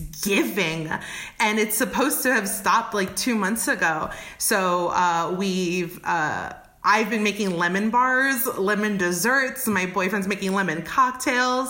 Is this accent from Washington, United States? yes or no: no; New York, United States; moved away as an adult; now in Oakland, United States; I'm originally from New York